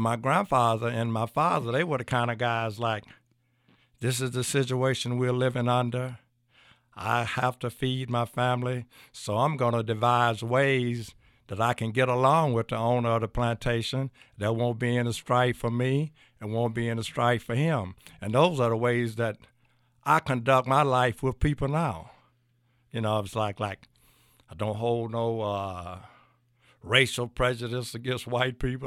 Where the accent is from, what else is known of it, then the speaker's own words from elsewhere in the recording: Clarksdale, Mississippi, United States; moved away as an adult; also born or lived in Lorman, Mississippi; now in Louisville, United States; I was born and raised in Clarksdale, Mississippi